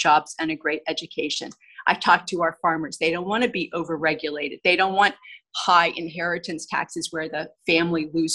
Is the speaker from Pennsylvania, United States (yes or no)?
yes; central Pennsylvania, United States; also born or lived in Los Angeles; I grew up here in central Pennsylvania